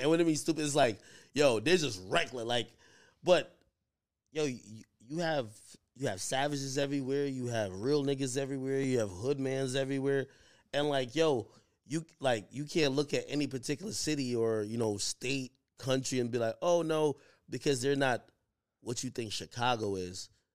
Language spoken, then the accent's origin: English; Spanish Town, Jamaica; moved away; I come from Jamaica